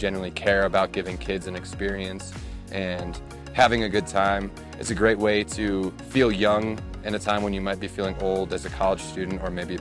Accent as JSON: {"language": "English", "town": "Dubuque", "region": "Iowa", "country": "United States", "said": "I'm from Dubuque, Iowa"}